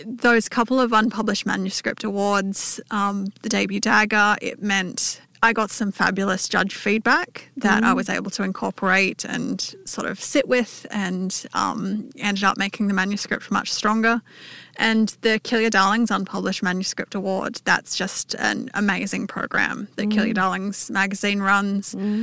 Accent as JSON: {"language": "English", "town": "Newcastle", "region": "New South Wales", "country": "Australia", "tie": "born or raised there", "moved": "yes", "lives_now": "Canberra, Australia", "said": "I grew up in Newcastle, but I've lived in Canberra for the last 12 years."}